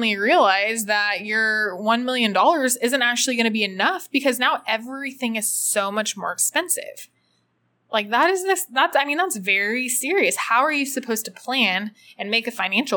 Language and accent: English; United States; now in El Salvador; as an American and a U.S. citizen